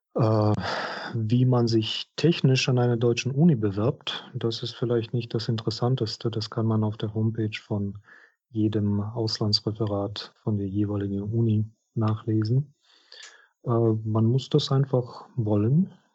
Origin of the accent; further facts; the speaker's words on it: Minsk, Belarus; German is a second language; moved away as an adult; now in Trier, Germany; in Minsk, in meiner Heimatstadt